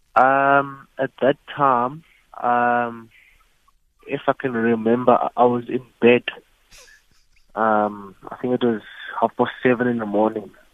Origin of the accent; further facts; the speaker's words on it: King William's Town, Eastern Cape, South Africa; also born or lived in East London; I'm from East London, um, but I grew up in King Williamstown, Pilton